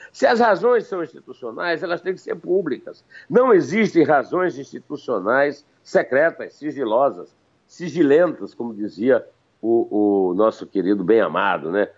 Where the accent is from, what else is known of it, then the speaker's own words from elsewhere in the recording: Campina Grande, Paraíba, Brazil; na minha adolescência em Campina Grande